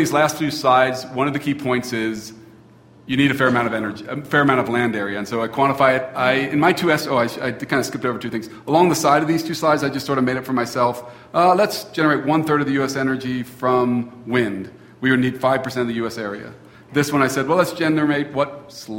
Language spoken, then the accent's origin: English; Cincinnati, Ohio, United States; now in Taos, United States; When I grew up in Cincinnati